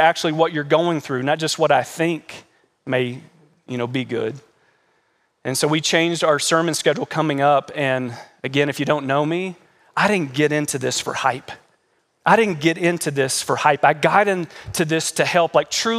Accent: Kentucky, United States; moved away; We come from Kentucky, and we call that the South, even though Kentucky's not really the South

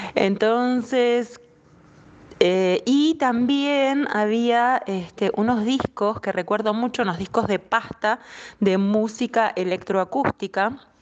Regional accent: La Plata, Buenos Aires Province, Argentina; en la ciudad de La Plata, que es mi ciudad natal, La Plata, Argentina

